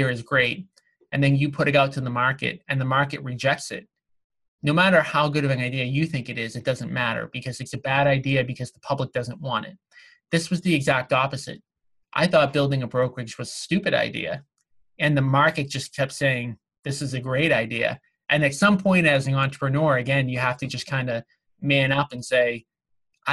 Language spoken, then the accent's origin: English; Revere, Massachusetts, United States; the town that I grew up in Revere, Massachusetts